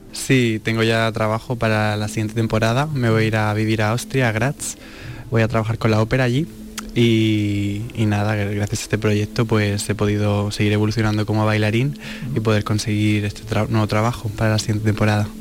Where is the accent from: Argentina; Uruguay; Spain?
Spain; moved away as an adult; also born or lived in United States; tenía muchas ganas de volver a España